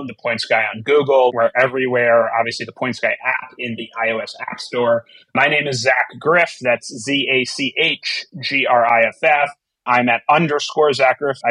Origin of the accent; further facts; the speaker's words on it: South Florida, United States; now in New York, United States; I grew up in South Florida and I live in New York now